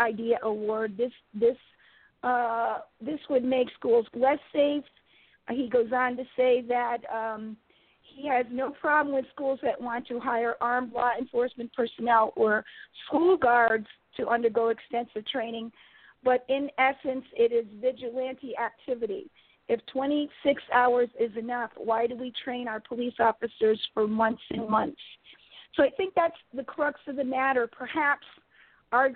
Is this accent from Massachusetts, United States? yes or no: no; Connecticut, United States; my home state of Connecticut